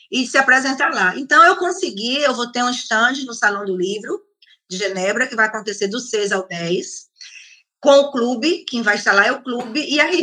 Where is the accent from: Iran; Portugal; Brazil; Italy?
Italy; Porque como eu sou italiana, é, também eu tenho um, um, contato na Itália.